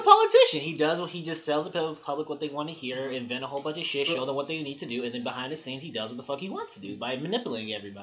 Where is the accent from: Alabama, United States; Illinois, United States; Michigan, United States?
Illinois, United States; Chicago; I'm from Chicago, y'all. I'm from Chicago, West Side, born and raised